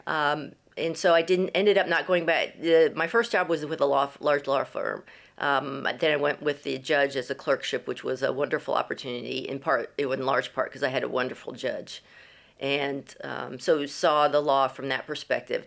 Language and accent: English; Florida, United States; moved away as an adult; also born or lived in Texas; now in Guildford, United Kingdom; I grew up in Florida